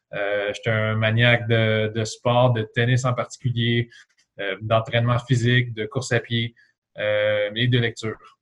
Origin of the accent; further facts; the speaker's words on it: L'Assomption, Quebec, Canada; also born or lived in Trois-Rivières; now in Mirabel, Canada; J'ai grandi dans une petite ville à environ 30 km de, Montréal, euh, à l'est. Euh, c'était la ville de l'Assomption, juste à côté de Repentigny.